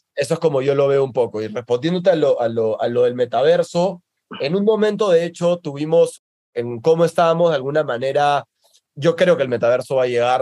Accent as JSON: {"language": "Spanish", "country": "Peru", "moved": "yes", "lives_now": "Mexico", "said": "en mi país"}